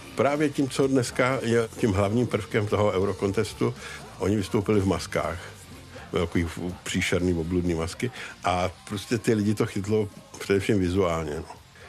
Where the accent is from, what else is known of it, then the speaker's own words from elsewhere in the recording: Czechia; my jako Češi